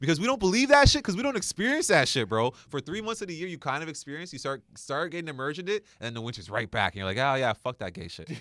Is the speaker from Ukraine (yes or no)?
no; Canada; being a Canadian citizen